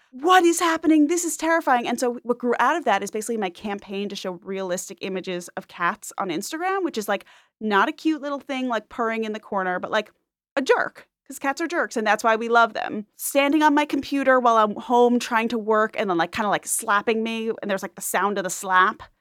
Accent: Great Neck, New York, United States; my hometown synagogue, uh, Temple Israel of Great Neck

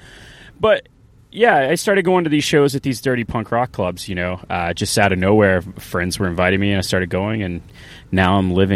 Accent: Nashville, Tennessee, United States; So we're both born and raised in Nashville, Tennessee.

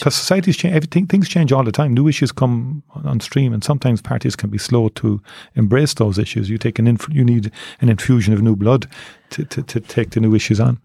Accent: Cork, Munster, Ireland; I grew up in Torino's class, I joined Neiman Rangers when I was eight years of age

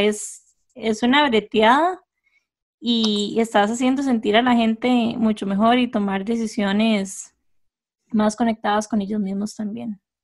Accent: Costa Rica; lugares en Costa Rica con los que todos nos pudiéramos sentir identificados

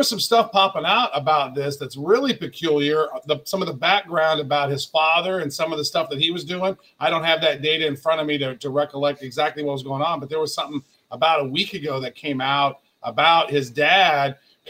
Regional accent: United States; Joel and I being American citizens

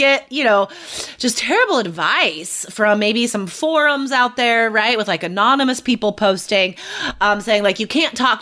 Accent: United States; now in Portland, United States; being an American

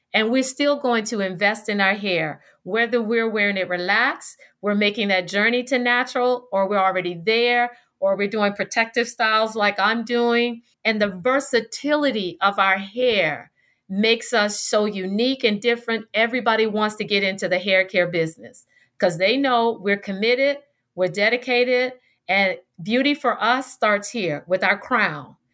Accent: Tallahassee, Florida, United States; growing up in Tallahassee

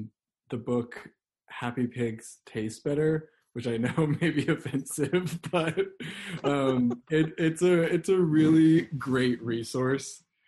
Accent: the South, United States; So I am from the South, and even though my family doesn't come from like any great Southern heritage, where they're not like really connected with it, quote unquote, I do really like to just like cook collard greens and ham hocks.

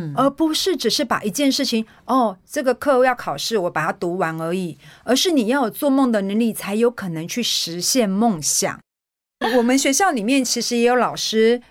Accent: Taiwan; 我们台湾人的那个蛋白质来源

